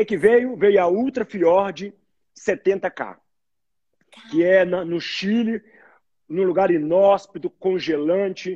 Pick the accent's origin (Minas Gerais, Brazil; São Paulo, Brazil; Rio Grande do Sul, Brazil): Minas Gerais, Brazil; Belo Horizonte; Sou mineiro, sou mineiro de Belo Horizonte